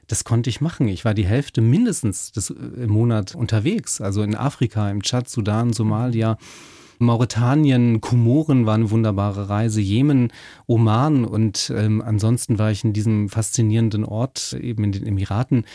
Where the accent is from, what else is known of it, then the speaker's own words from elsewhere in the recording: the North, Northern Germany, Germany; also born or lived in Passau; die nüchternen protestantischen Kirchen bei uns im Norden